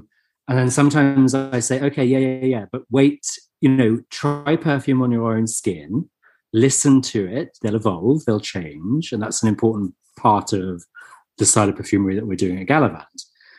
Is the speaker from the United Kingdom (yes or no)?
yes; England, United Kingdom; we're English.